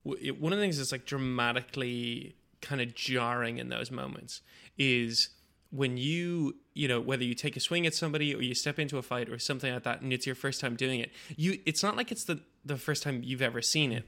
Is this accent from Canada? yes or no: no; Bangladesh; moved away; 'cause I grew up in Bangladesh